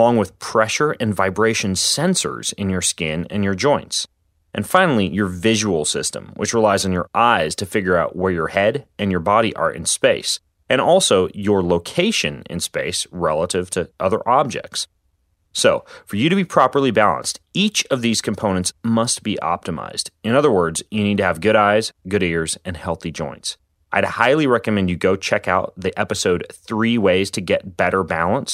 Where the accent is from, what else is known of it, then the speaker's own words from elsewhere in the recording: Spokane, Washington, United States; the local ice rink here in my hometown of Spokane, Washington.